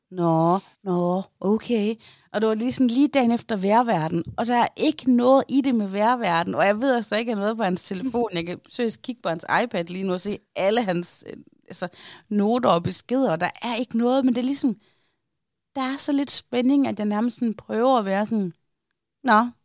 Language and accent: Danish; Aarhus, Central Denmark Region, Denmark; er fordi ude i Aarhus Nord, der siger vi Kalaha.